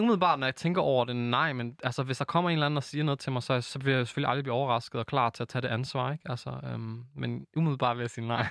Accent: Aarhus, Central Denmark Region, Denmark; født og opvokset i Gellerup-parken, dansk marokkaner

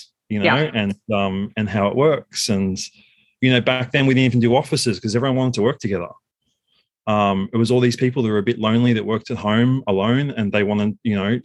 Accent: Sydney, New South Wales, Australia; also born or lived in Kyiv, Ukraine; born and raised in Sydney

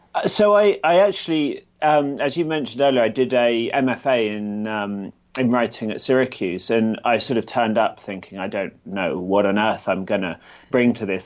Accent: Gloucestershire, South West England, United Kingdom; also born or lived in London; now in Edinburgh, United Kingdom; I was, uh, born in London and grew up in Gloucestershire in the south of the U K. And now I live in Edinburgh, Scotland

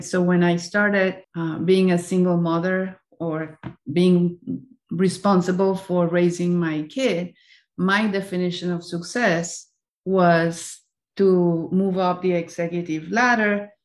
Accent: Colombia; moved away as an adult; also born or lived in Spain; now in United States; I was born and raised in Colombia, and I have been living in the United States for the last 14 years or so.

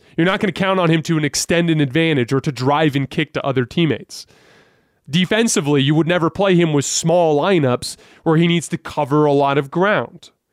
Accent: Tucson, Arizona, United States; I was born and raised in Tucson, Arizona

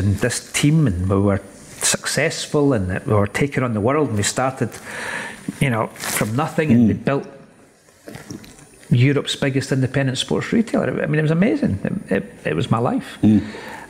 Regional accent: Scotland, United Kingdom; from Scotland

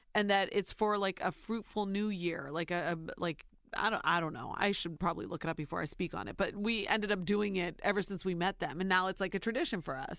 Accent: Ohio, United States; now in New York, United States; Soy Nicaraguense, but I was born and raised in Ohio

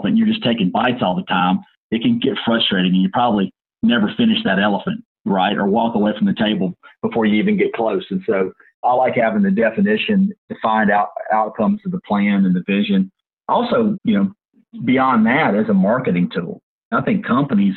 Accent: Minden, Louisiana, United States; now in New Orleans, United States; I grew up north Louisiana, near Shreveport, in a little town called Minden, Louisiana

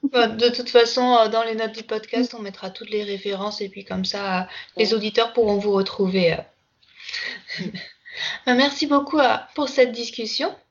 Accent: Brittany, France; moi je suis originaire de Bretagne

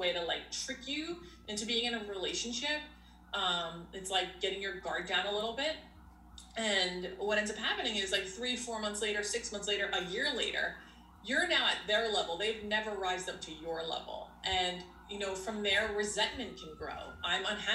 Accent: United States; I'm Greek American. Like I was raised here and my husband is Greek.

